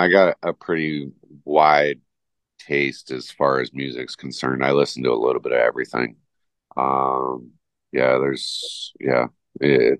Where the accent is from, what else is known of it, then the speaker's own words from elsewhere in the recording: Southern California, United States; now in Jackson Hole, United States; I grew up in Southern California